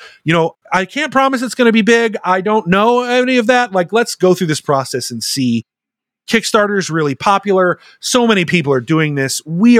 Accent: Germany; I grew up in Germany because I grew up in a military family.

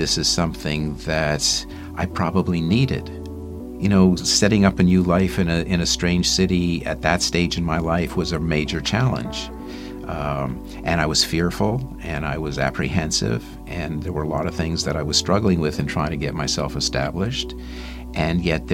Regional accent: Montreal, Quebec, Canada; moved away; I was born in Montreal into a Jewish family

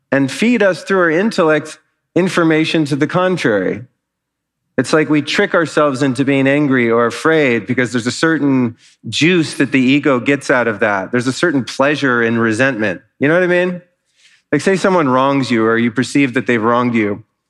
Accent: Los Angeles, California, United States; now in Austin, United States; I'm from Los Angeles. We don't really have weather.

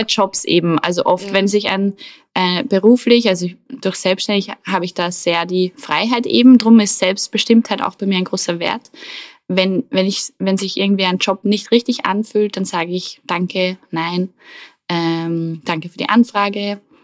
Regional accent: Attersee, Upper Austria, Austria; am Attersee, wo ich aufgewachsen bin

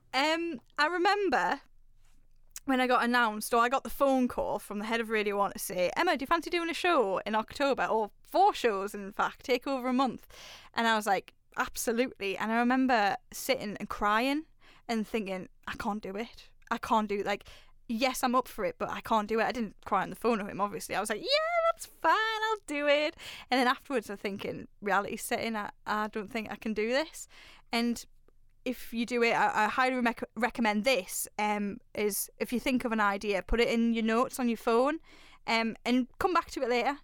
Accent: Newcastle upon Tyne, North East England, United Kingdom; I'm a Raji from Newcastle

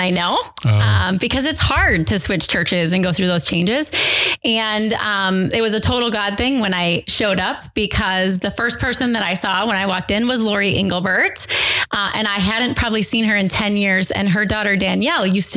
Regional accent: South Dakota, United States; moved away as an adult; also born or lived in Chicago suburbs; now in Green Bay, United States; I'm actually from South Dakota

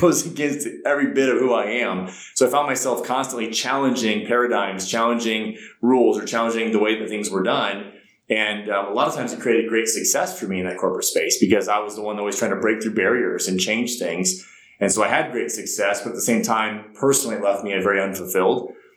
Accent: Ohio, United States; moved away as an adult; also born or lived in South Carolina; I grew up in a small town in Ohio

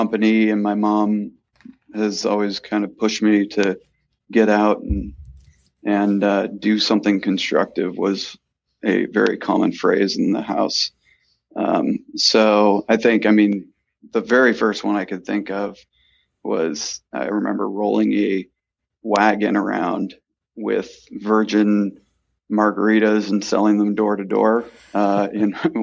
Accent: West Hartford, Connecticut, United States; moved away as an adult; also born or lived in New Hampshire / Boston; I actually grew up in West Hartford, Connecticut

